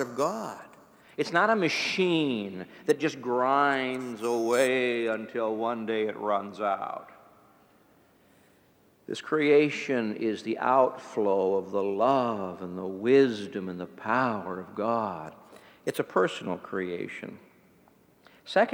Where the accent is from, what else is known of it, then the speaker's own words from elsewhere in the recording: East Chicago, Indiana, United States; moved away; I grew up in East Chicago, Indiana